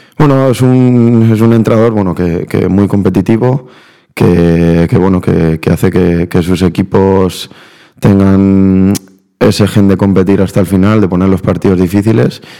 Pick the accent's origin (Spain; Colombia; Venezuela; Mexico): Spain; Valencia, Valencian Community; accent: Valencian; also born or lived in Buenos Aires, Argentina; nací en Argentina, lo que pasa que, que bueno, me vine con dos años a Valencia y prácticamente aprendí a hablar aquí. Entonces el acento argentino no lo tengo